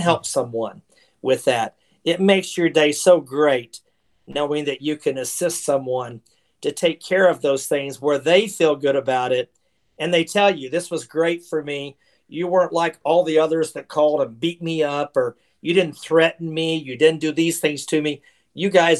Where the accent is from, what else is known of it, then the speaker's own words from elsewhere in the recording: Oklahoma City, Oklahoma, United States; moved away as an adult; also born or lived in Dallas, Texas; I was born and raised in Oklahoma City, Oklahoma, and lived there for 22 years